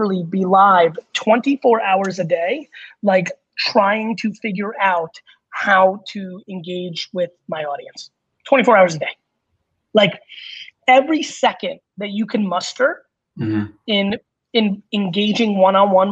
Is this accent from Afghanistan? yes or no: no; Belarus; moved away; where I was born in Belarus